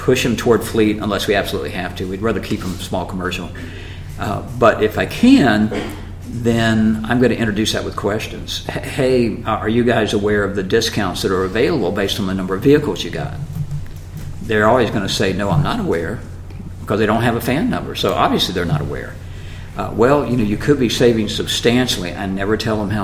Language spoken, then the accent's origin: English; Jacksonville, Florida, United States; I had a dealership in my hometown, Jacksonville, Florida